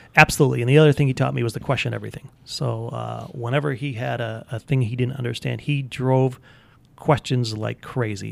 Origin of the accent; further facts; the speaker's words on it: Park Ridge, Illinois, United States; also born or lived in Chicago; born in Chicago. I grew up in Park Ridge, uh, about three blocks from the city of Chicago